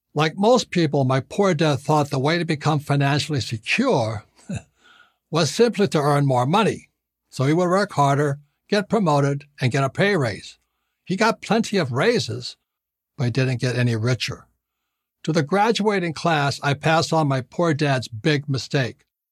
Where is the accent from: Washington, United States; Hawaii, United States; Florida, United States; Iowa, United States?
Hawaii, United States; I was born and raised in Hawaii